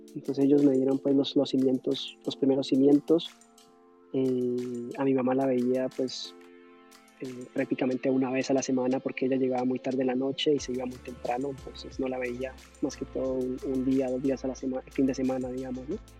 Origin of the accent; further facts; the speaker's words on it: Yumbo, Valle del Cauca, Colombia; moved away as an adult; also born or lived in Cali; now in New York, United States; yo soy de Colombia, nací en Cali, me crié en un pueblo cerca de Cali que se llama Jumbo. Eh, y eso es el valle